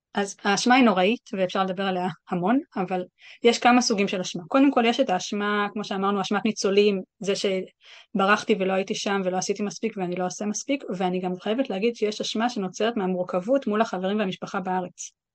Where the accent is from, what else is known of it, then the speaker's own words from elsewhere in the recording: Israel; moved away as an adult; also born or lived in New York; now in London, United Kingdom; אני ישראלי